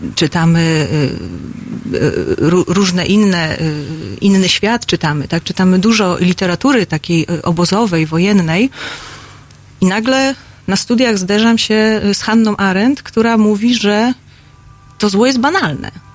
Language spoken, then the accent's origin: Polish; Poland; urodziłam się w takim kraju, w którym tworzy Leszek Mądzik i Lech Majewski